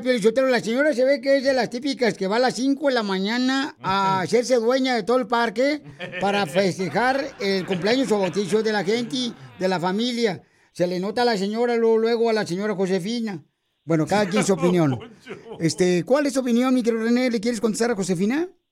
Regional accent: Ocotlán, Jalisco, Mexico; now in United States; Ocotlán, Jalisco, a mi tierra hermosa

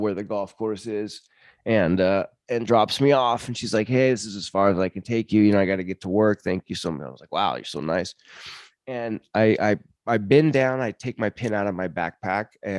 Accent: United States; I'm from America

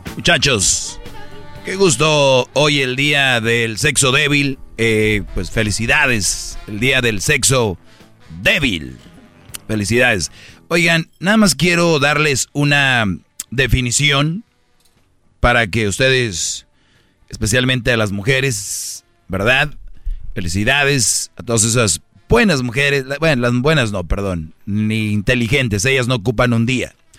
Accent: Monterrey, Nuevo León, Mexico; yo también soy de Monterrey

